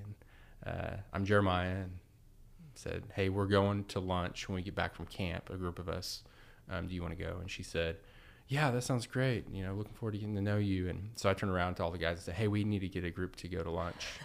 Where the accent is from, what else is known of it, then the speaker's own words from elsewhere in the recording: Edmond, Oklahoma, United States; born and raised in Edmond, Oklahoma